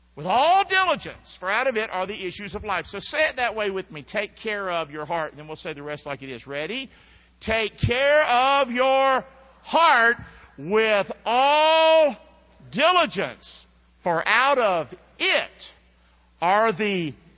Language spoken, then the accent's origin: English; Rockingham, North Carolina, United States; I'm from Rockingham, North Carolina, where we didn't get anything new. Not when I was a kid growing up